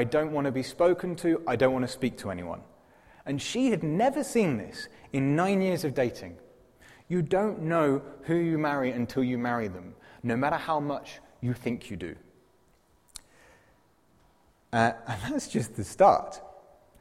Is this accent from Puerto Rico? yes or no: no; England, United Kingdom; now in Zurich, Switzerland; I'm English and I can't speak English properly